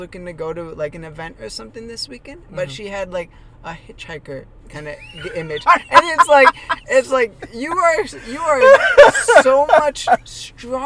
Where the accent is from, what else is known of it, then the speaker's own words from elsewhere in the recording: Minnesota, United States; now in Phoenix, United States; I grew up in Minnesota